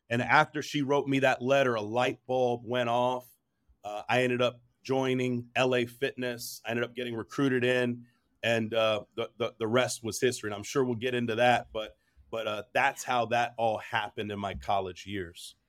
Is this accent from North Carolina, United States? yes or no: no; New Jersey, United States; also born or lived in New York; I was born in New Jersey, lived in New York for a little bit.